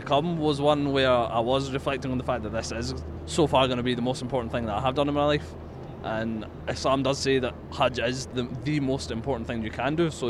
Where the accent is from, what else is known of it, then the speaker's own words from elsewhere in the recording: Glasgow, Scotland, United Kingdom; I'm from Glasgow.